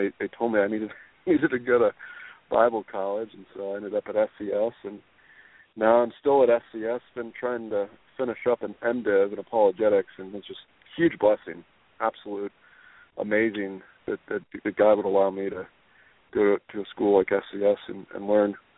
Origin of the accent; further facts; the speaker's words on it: Southern Illinois, United States; moved away as an adult; also born or lived in Spain; I grew up in Southern Illinois and a broken family